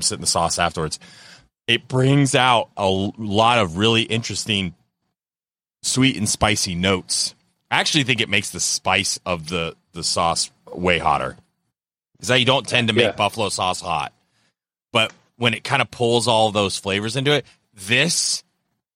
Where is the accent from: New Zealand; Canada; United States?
United States; Florida; I'm from Florida